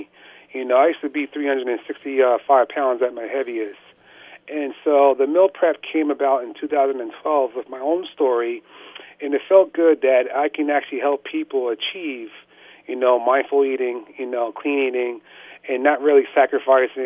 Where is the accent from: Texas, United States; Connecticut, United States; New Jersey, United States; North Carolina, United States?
New Jersey, United States; Somerville; moved away as an adult; now in Phillipsburg, United States; I grew up in Somerville, New Jersey, central New Jersey